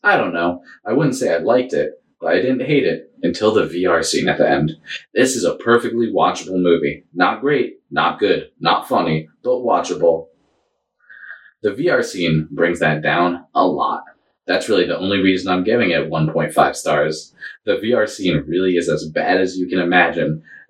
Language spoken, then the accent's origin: English; New England, United States; No, I'm from New England.